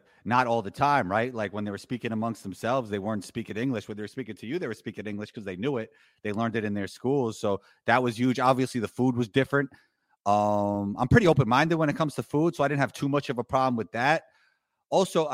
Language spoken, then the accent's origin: English; New York City, New York, United States; growing up in New York City